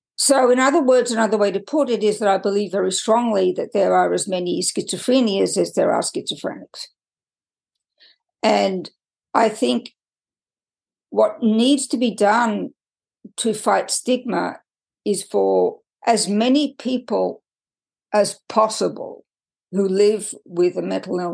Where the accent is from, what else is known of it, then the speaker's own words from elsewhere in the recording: Australia; moved away as an adult; also born or lived in United Kingdom / France; now in United States; I was born and raised in Australia, and I've done nothing to get rid of my accent